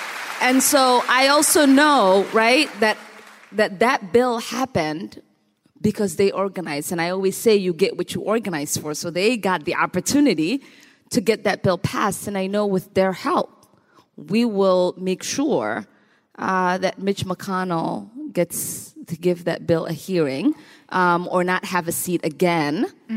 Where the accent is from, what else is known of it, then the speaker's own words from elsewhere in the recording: Minnesota, United States; And so even though the sub-Saharan heat in me has not totally transcended to the Minnesota in me, I have been known to walk around in D.C. without a jacket.